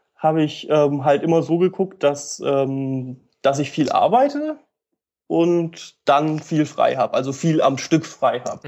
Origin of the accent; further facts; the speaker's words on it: Upper Black Forest, Baden-Württemberg, Germany; moved away as an adult; now in Lithuania; ich komme aus dem Hochschwarzwald, das ist passenderweise Südwestdeutschland